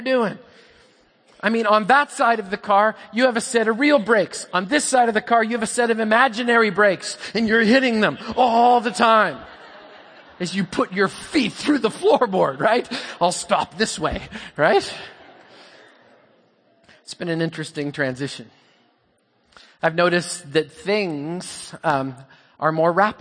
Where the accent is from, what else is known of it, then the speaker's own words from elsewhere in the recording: Canada; I'm Canadian